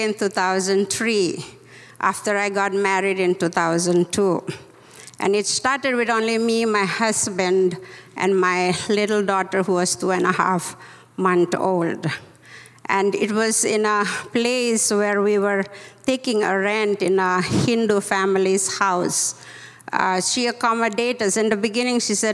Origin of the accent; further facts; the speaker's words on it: Indonesia; moved away; also born or lived in Mumbai, India / United States; I was born in Indonesia, as I told you, and I came to Mumbai, studied in Mumbai, and I came to US for 3 years